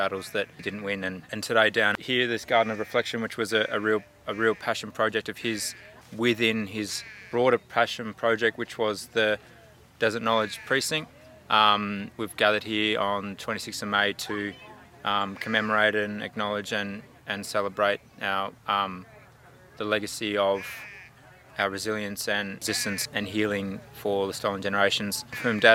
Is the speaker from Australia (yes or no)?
yes; Alice Springs, Northern Territory, Australia; moved away as an adult; also born or lived in Castlemaine / Melbourne; I was born here in Alice Springs and grew up here